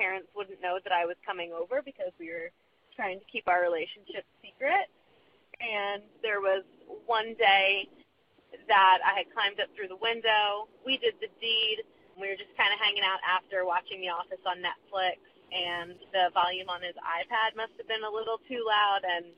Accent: Rhode Island, United States; I'm from Rhode Island, and I'm calling for your prompt that you gave last week about getting the feels at the inopportune time, maybe.

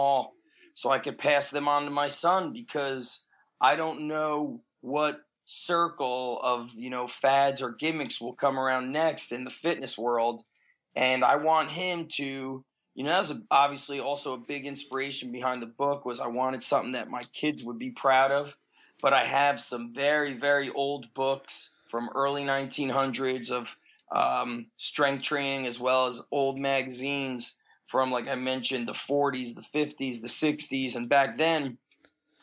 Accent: New Jersey, United States; also born or lived in Israel / Bronx, New York; We lived in the Bronx for about 4 years, and then we moved to New Jersey.

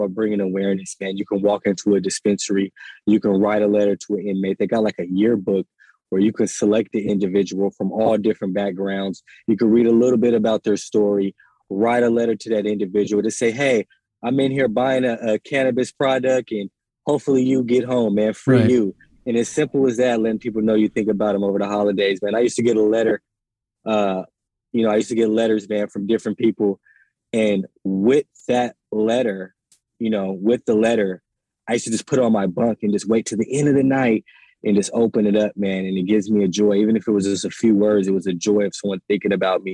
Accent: California, United States; I was locked up in Kansas. I'm from California.

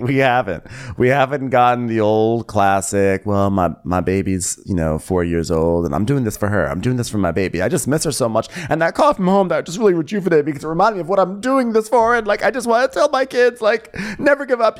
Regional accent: New York, United States; New York, my home state

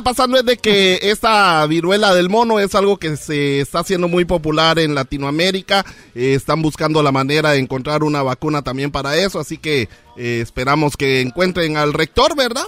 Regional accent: Guatemala; moved away; nos vamos a mi país natal, Guatemala.

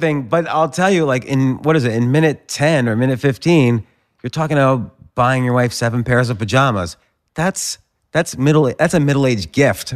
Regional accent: New Jersey, United States; born or raised there; moved away; also born or lived in Pittsburgh

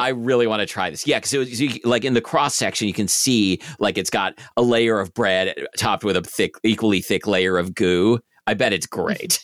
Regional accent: Portland, Oregon, United States; That's what I grew up with on Southwest forty-sixth Street in Portland

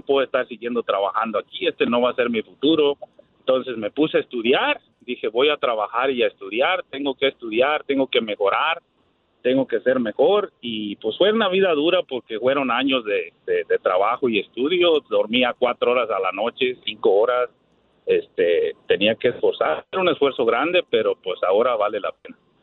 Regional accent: near Morelia, Michoacán, Mexico; now in Dallas, United States; Allá de, de Morelia, abajo, es un, de un rancho, básicamente, es del rancho

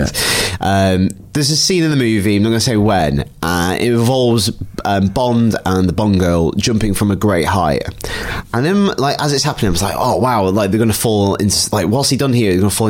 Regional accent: United Kingdom; I'm British

